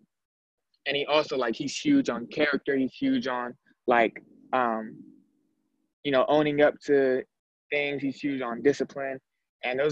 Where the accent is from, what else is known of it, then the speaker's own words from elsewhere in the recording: Sacramento, California, United States; moved away; my hometown school, which is another Division I program